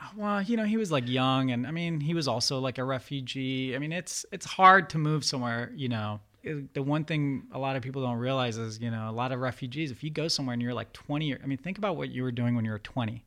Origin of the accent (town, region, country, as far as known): Reston, Virginia, United States; born or raised there; first language Farsi; English is a second language; also born or lived in Iran / Turkey